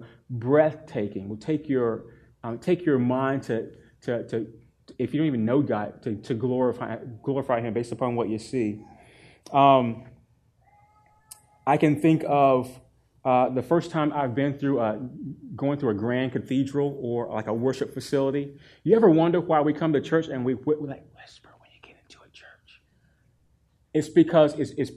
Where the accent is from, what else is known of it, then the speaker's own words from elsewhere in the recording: North Carolina, United States; I grew up in North Carolina, and we have mountains in North Carolina